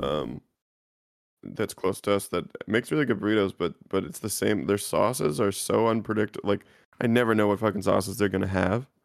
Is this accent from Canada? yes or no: yes; Canada; as a Canadian